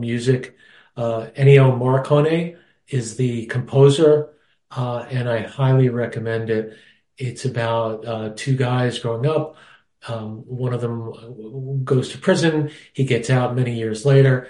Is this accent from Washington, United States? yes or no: no; New York, United States; moved away; growing up in New York, my father was the pianist and musical arranger at the Taft Hotel in Manhattan